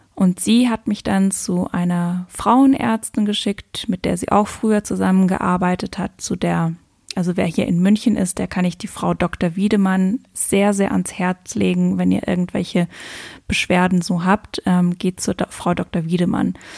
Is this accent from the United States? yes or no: no; Luxembourg; moved away as an adult; also born or lived in Cape Verde; also ich bin ja aus Luxemburg